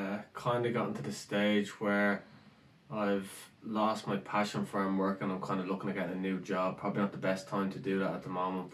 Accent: Rathfarnham, Leinster, Ireland; moved away as an adult; Rathfarnham. Went to college, went to UCD, 21, and then went off to Canada.

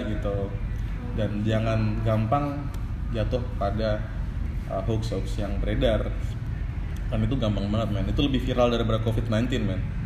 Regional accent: Yogyakarta, Special Region of Yogyakarta, Indonesia; kita orang Jogja

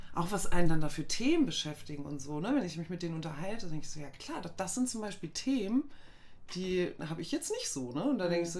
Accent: Goslar, Lower Saxony, Germany; moved away; ich komme aus Goslar ursprünglich

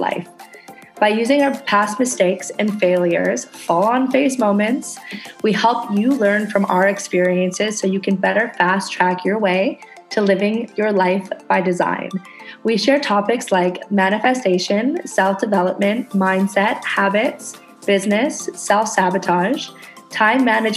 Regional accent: Canada; now in Indonesia

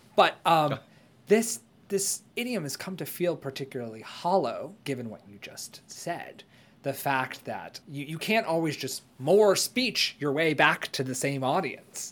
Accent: United States; as an American

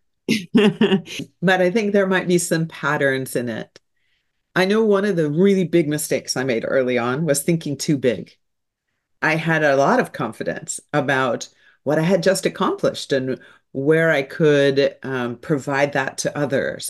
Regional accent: St. Louis, Missouri, United States; So I'm a good Midwestern girl. I was born in Saint Louis, Missouri

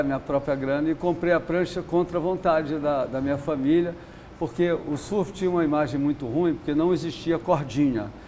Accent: Rio de Janeiro, Brazil; eu nasci no Leblon, na quadra da praia ali

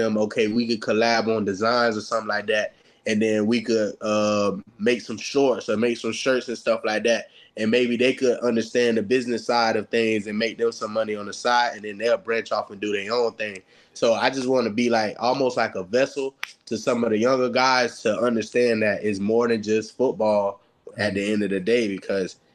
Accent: Florida, United States; moved away; I'm from Florida

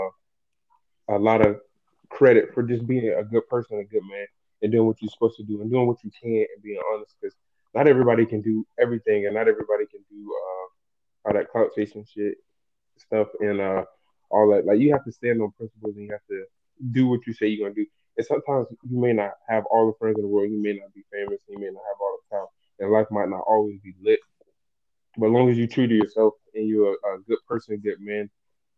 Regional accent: the South, United States; I'm from the South, so I'm going to be speaking proper English

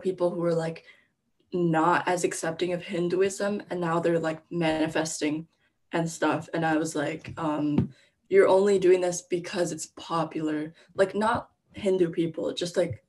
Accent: United States; I was born in America

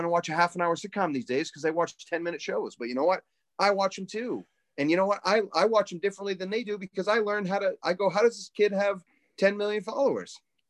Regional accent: Iowa, United States; You know, we're from Iowa. We're from here.

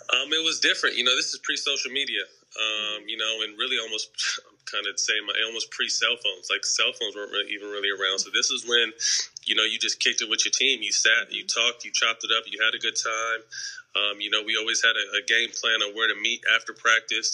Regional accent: Sacramento, California, United States; I was from Sacramento

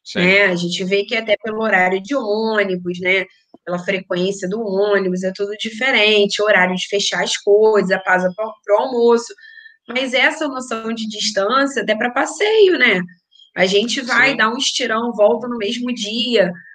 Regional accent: Niterói, Rio de Janeiro, Brazil; accent: Rio de Janeiro; moved away as an adult; also born or lived in São Gonçalo; now in Vila do Conde, Portugal; a gente é de Niterói, Aham. então, Niterói, São Gonçalo foi onde a gente passou a vida

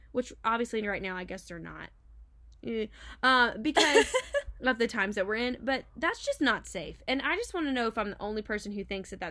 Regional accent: Memphis, Tennessee, United States; I grew up in the Memphis area

